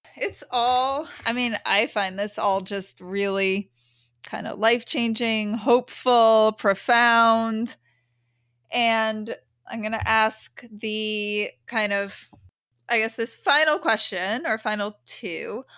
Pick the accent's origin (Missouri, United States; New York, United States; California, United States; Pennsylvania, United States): New York, United States; New York City; I grew up in the city.